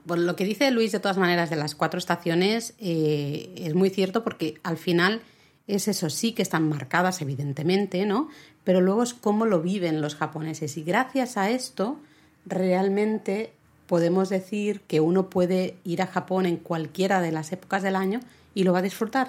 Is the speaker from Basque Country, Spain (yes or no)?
no; Catalonia, Spain; soy la catalana